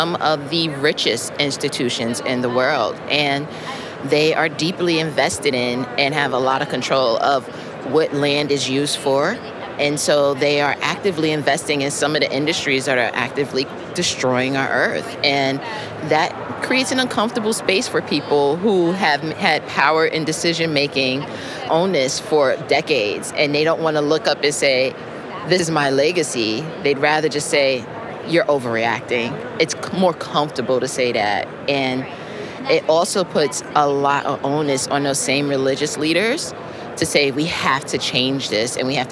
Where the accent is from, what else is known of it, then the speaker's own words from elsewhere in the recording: New York, United States; now in South Carolina, United States; I am residing currently in South Carolina, but I'm from New York